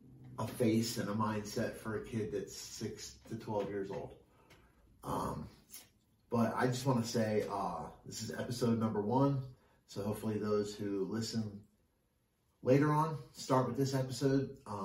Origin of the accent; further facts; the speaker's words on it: Glassboro, New Jersey, United States; my hometown, Glassboro, New Jersey